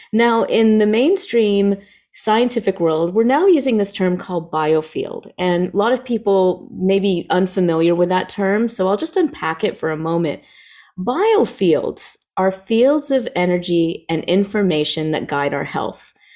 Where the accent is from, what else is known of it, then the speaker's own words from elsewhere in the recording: the South, United States; I grew up in the South